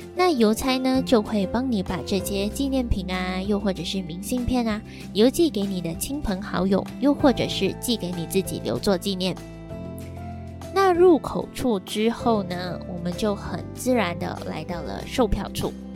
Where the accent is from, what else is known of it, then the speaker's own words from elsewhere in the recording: Johor, Malaysia; 我是九号人，我是罗浮宫州人